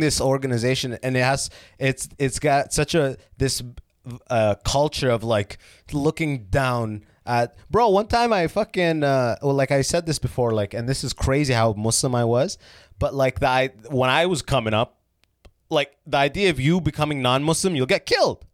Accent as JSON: {"language": "English", "town": "London", "region": "Ontario", "country": "Canada", "tie": "born or raised there", "also_born_or_lived": "Sudan / Oman", "said": "I was raised in London, Ontario"}